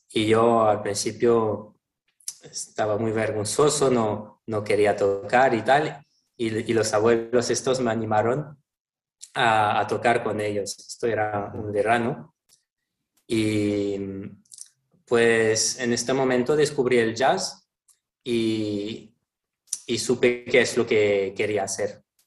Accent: Toulon, Provence-Alpes-Côte d'Azur, France; Spanish is a second language; moved away; vengo de Francia, del sur de Francia, un, un, pueblo que se llama Toulon, que está entre Niza y Marsella

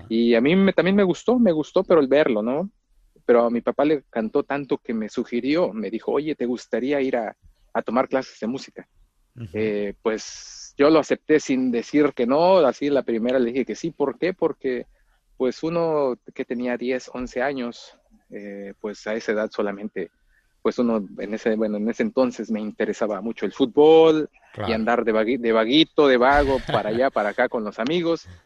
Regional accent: Mexico; yo soy de México, primero que nada, primeramente soy mexicano, de un pueblo relativamente cerca de la ciudad, a 50 kilómetros de la Ciudad de México, pero, pero está apartado y es eh, un poco rural, rural el municipio, el pueblito de donde soy.

